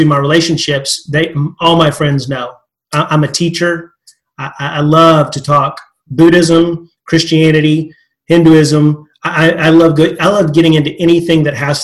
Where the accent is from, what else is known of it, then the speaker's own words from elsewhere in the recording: West Texas, United States; I'm a good old Texas boy from that perspective, West Texas